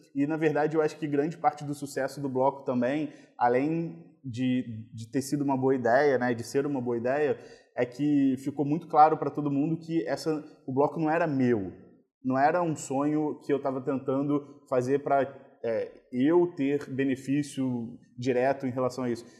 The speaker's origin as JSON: {"language": "Portuguese", "region": "Rio de Janeiro", "country": "Brazil", "tie": "born or raised there", "said": "eu fui criado em Copacabana"}